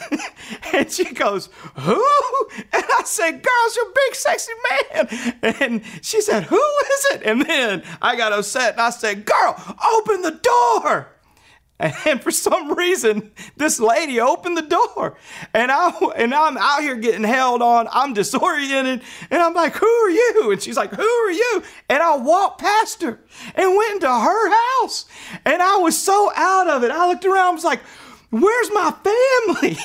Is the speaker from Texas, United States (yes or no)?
no; Louisiana, United States; moved away as an adult; now in Fort Smith, United States; I grew up in Louisiana